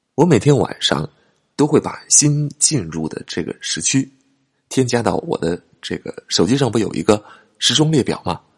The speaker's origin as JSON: {"language": "Chinese", "country": "China", "said": "我们中国人"}